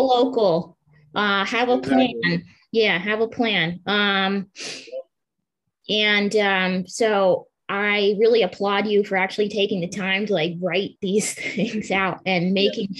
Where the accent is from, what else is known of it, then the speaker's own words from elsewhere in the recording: Pennsylvania, United States; I'm from Pennsylvania